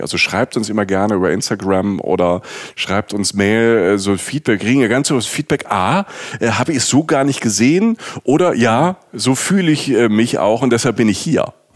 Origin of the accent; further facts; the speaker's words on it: Rhineland-Palatinate, Germany; moved away; aus der Pfalz, aus der Südpfalz, wo ich herkomme